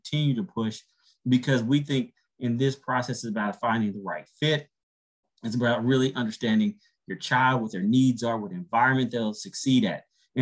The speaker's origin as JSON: {"language": "English", "region": "Texas", "country": "United States", "moved": "yes", "lives_now": "Atlanta, United States", "said": "I've been in Atlanta a long time, but, you know, I'm from Texas"}